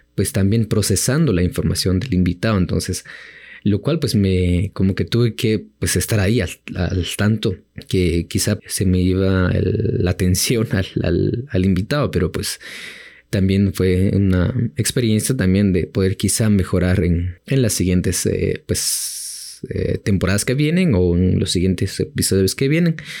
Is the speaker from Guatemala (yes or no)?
yes; Chimaltenango, Guatemala; del el municipio pues de, de donde soy, em, le dicen tierra del comal, del membrillo y del durazno